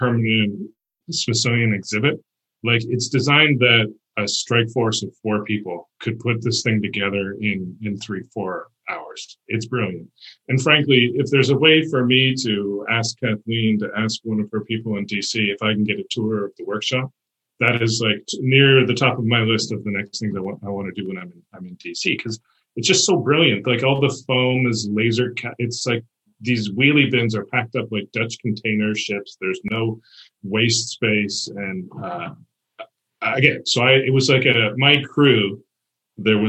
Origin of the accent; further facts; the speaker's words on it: Canada; I'm Canadian